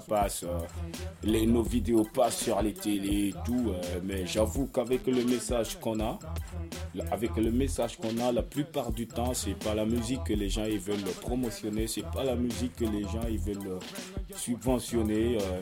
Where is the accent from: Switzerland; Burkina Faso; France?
Burkina Faso; de chez nous, au Burkina